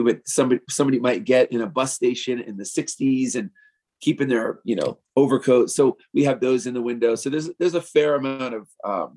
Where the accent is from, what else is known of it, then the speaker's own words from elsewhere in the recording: New York, United States; moved away as an adult; also born or lived in Key West; now in Denver, United States; I have born and raised in New York and in the West Village